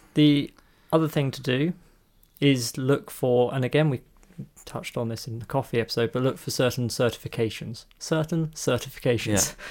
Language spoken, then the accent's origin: English; England, United Kingdom; we're English